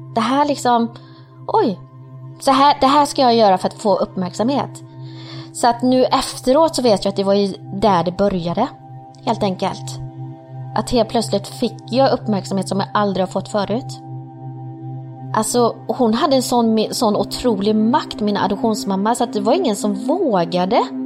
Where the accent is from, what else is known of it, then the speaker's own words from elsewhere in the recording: Sweden; also born or lived in Colombia / Partille, Sweden; Kom hit till Sverige när jag var tre år gammal